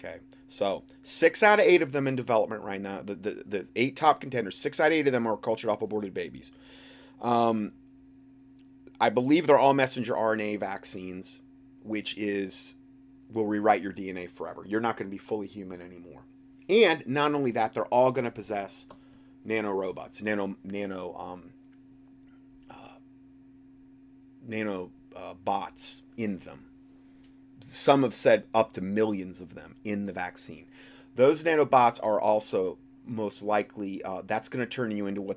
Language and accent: English; Hickory, North Carolina, United States; my hometown in Hickory, North Carolina